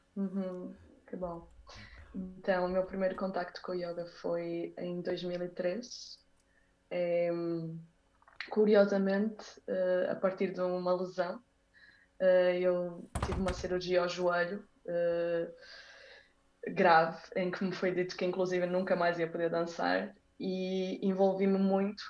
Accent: Braga, Norte, Portugal; also born or lived in Porto, Portugal / Brazil; eu nasci no Porto, fiquei no Porto até aos seis anos, só que entretanto os meus pais mudaram-se para Braga, então eu passei dos seis aos 18 em Braga

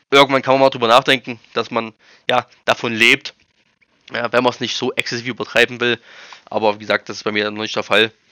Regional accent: East Germany, Germany; Ja, also ich bin, ich komme aus dem Osten, ich war schon immer hier, ich war noch nie, noch nie in Baden-Württemberg tatsächlich.

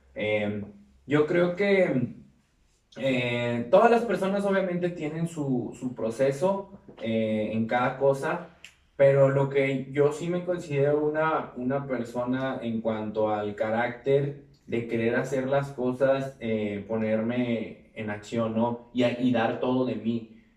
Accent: Mexico; como mexicanos en otros países

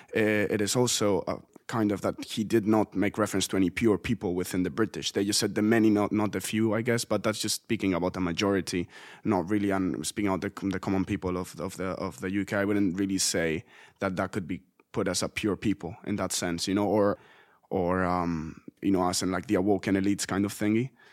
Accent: Spain; moved away; In, in my home country

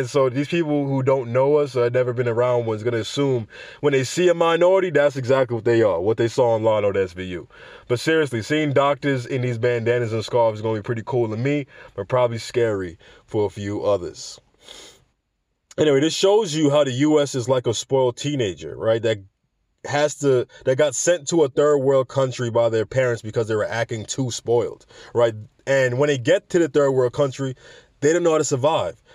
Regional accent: New York City, New York, United States; I'm a New Yorker

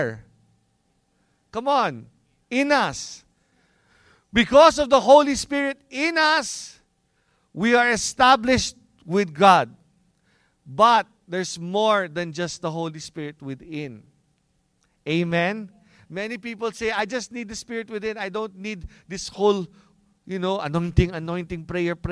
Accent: Philippines; since we're Filipino

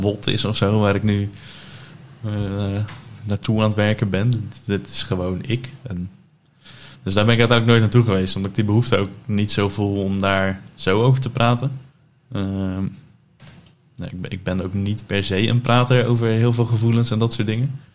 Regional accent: Dordrecht, South Holland, Netherlands; now in Gouda, Netherlands; geboren in Dordrecht. dus 27 jaar geleden. Ondertussen verhuisd naar het mooie Gouda

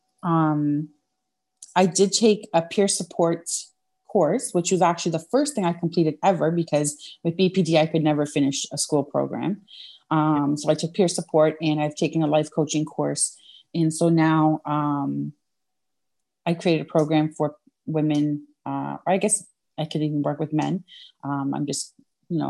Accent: Canada; I'm Canadian

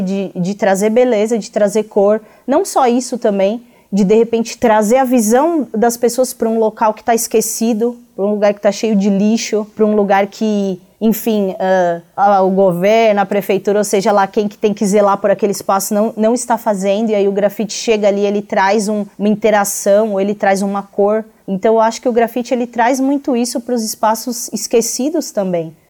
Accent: Brazil; enquanto brasileiros

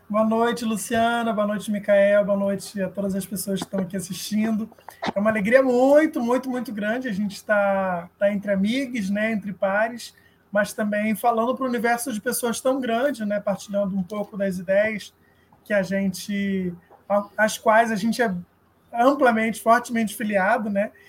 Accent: Brazil; A gente é brasileiro e os outros são latino-americanos, mas a gente também é latino-americano

